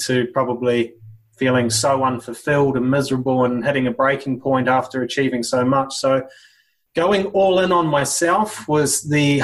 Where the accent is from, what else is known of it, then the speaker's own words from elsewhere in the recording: New Zealand; also born or lived in Sydney, Australia / Singapore / Southeast Asia; now in Brisbane, Australia; Country culture, growing up in New Zealand, rugby culture